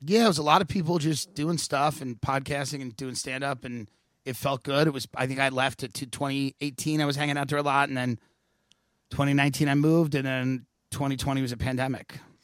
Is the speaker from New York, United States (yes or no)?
yes; New York, United States; moved away as an adult; also born or lived in Los Angeles; now in Austin, United States; I'm a cunt from New York